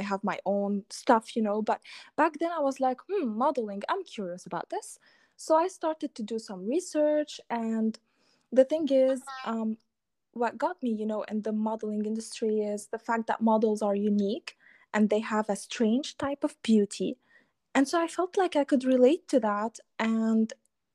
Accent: Lebanon; I am a Lebanese girl. So I come from the Middle East, and I have been raised in a like very conservative, family-oriented background

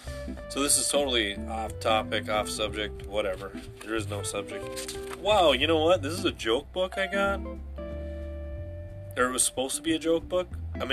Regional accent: Wisconsin, United States; Yeah, I'm from Wisconsin.

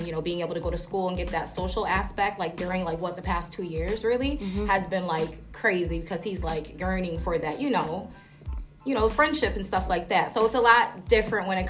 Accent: Syracuse, New York, United States; I am born and raised in Syracuse, New York

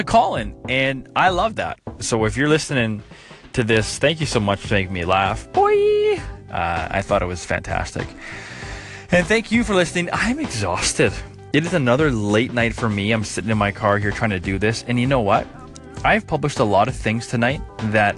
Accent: New Brunswick, Canada; I was born in New Brunswick along the East Coast

